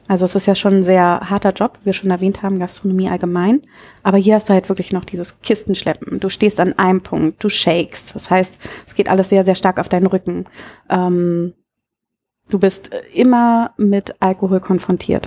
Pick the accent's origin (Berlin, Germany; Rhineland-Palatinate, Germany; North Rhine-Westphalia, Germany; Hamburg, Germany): Berlin, Germany; also born or lived in Munich; now in Münster, Germany; ich komme ursprünglich aus Berlin